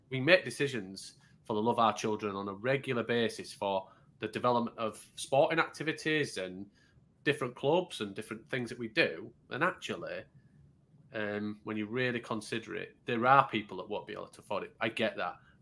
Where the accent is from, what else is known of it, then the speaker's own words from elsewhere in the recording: Yorkshire and the Humber, United Kingdom; I'm a Yorkshireman